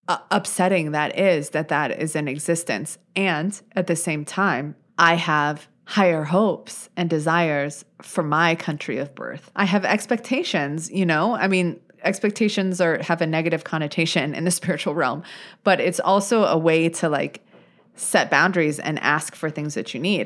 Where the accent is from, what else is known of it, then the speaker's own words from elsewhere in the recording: United States; as an American, right, as a U S citizen